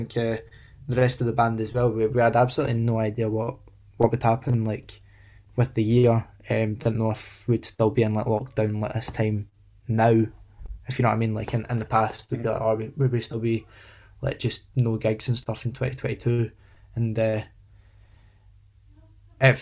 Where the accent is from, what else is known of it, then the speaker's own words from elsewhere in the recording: Livingston, Scotland, United Kingdom; We're all from Livingston, West Lothian